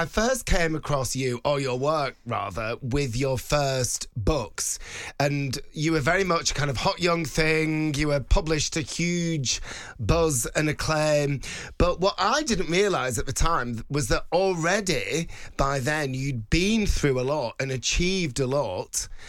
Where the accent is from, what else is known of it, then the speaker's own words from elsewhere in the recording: Bolton, North West England, United Kingdom; It's like Bolton, where I'm from.